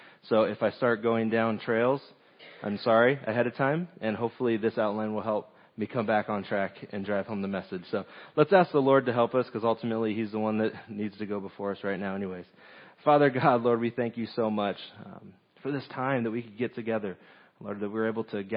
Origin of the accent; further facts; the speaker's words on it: Southern California, United States; moved away; I'm originally from Southern California